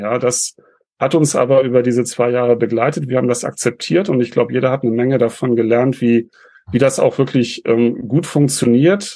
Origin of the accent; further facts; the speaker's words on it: Northern Germany, Germany; bei uns in Norddeutschland